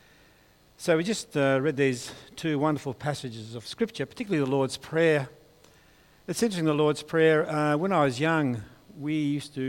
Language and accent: English; Hobart, Tasmania, Australia; I'm from Hobart